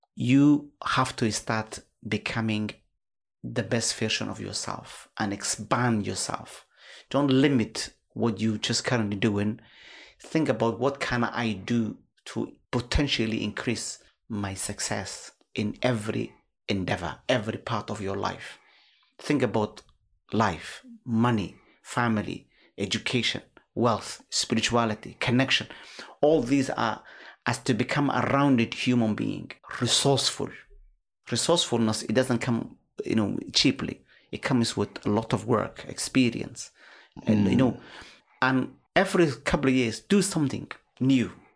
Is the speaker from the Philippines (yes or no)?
no; Somalia; now in United Kingdom; our country